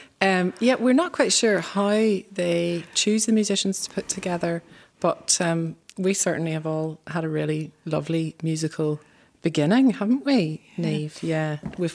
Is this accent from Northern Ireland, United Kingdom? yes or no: yes; Rostrevor, Northern Ireland, United Kingdom; I'm County Down, so I'm from Rostrever in County Down.